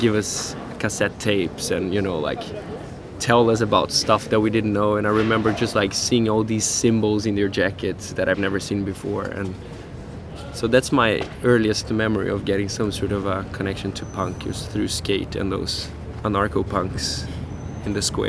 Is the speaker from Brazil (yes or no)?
yes; Brazil; moved away as an adult; now in Stockholm, Sweden; I'm from Brazil as well, or not as well, but I'm not from Sweden.